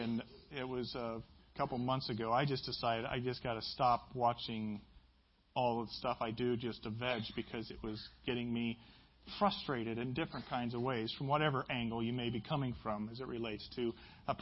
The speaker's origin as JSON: {"language": "English", "region": "Midwest", "country": "United States", "said": "I'm from the Midwest."}